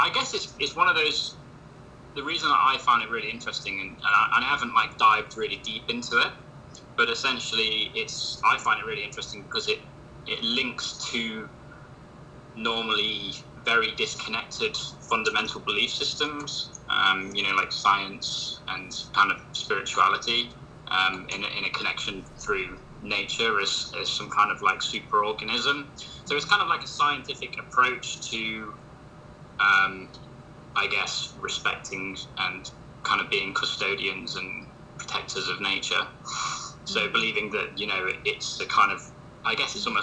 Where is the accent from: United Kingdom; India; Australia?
United Kingdom; Midlands, England; I'm an artist from Midlands, UK